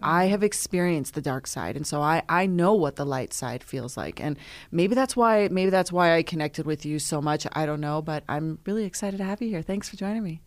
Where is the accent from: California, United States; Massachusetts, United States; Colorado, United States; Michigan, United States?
Colorado, United States; Lyons; I'm from Lyons, Colorado, so it's a small town